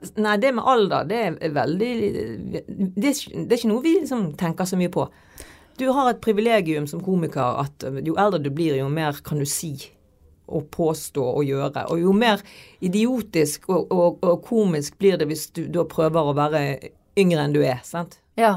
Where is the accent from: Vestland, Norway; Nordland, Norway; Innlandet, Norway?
Vestland, Norway; Bergen; er jeg liksom fra Fyllingsdalen